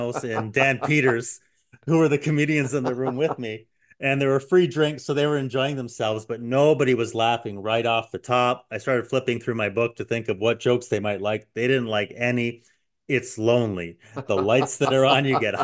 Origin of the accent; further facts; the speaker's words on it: Canada; as a Canadian